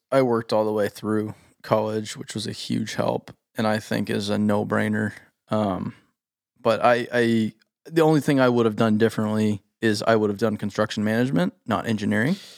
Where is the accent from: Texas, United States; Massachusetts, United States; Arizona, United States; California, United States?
Arizona, United States; Scottsdale; I grew up in Scottsdale